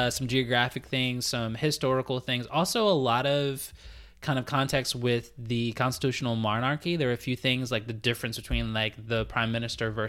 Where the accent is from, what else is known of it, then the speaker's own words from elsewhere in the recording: Canada; yeah, Z exactly since we're Canadian.